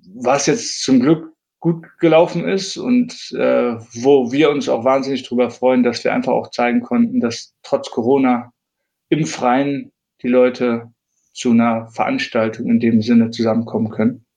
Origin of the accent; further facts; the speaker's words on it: Leipzig, Saxony, Germany; in Leipzig, in meiner Heimatstadt